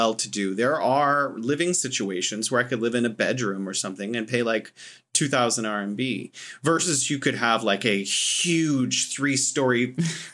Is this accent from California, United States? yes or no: yes; California, United States; now in China; I'm from California